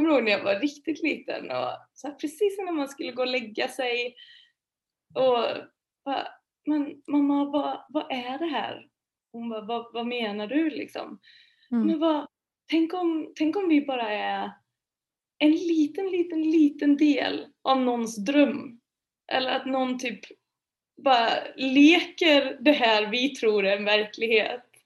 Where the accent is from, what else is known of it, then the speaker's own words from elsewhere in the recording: Vara, Västra Götaland, Sweden; now in Stockholm, Sweden; Eh, jag kommer från Vara i Västergötland, mm-hmm. jätteliten mm. ort. Eh, flyttade till Stockholm för typ 11 år sedan kanske.